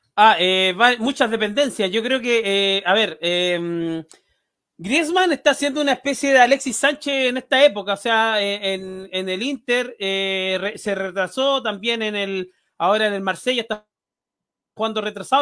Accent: Chile; como chileno

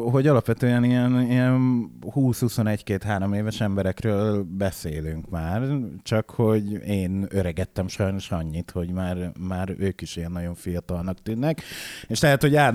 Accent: Szeged, Csongrád-Csanád, Hungary; born or raised there

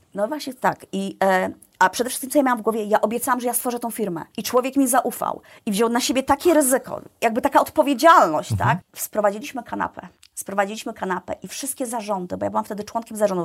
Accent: Iława, Warmian-Masurian Voivodeship, Poland; moved away as an adult; also born or lived in Toruń; Ja jestem z mniejszego miasta, pochodzę z Iławy.

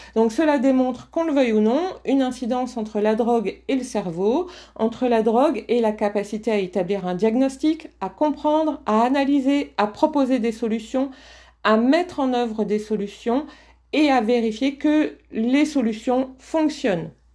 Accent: the Nord, Hauts-de-France, France; accent: Ch'ti; je viens du Nord

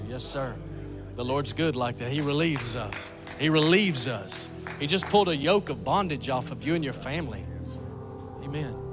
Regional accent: Phoenix, Arizona, United States; Phoenix, Arizona. Phoenix, Arizona.

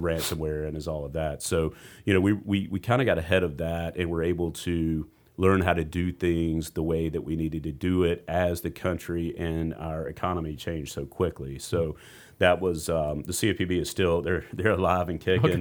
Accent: Rock Hill, South Carolina, United States; I grew up in Rock Hill

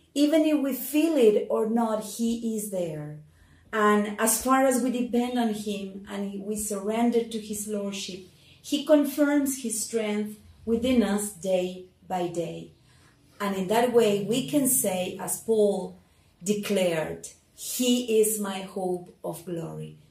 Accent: Argentina; I am from Argentina.

